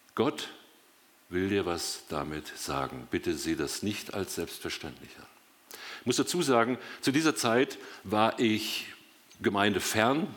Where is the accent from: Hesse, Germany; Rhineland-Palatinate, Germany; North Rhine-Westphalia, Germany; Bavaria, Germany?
North Rhine-Westphalia, Germany; Dortmund; now in Biberach, Germany; gebürtig komme ich aus Dortmund und wohne seit 40 Jahren mit meiner Frau zusammen in Biberach, Baden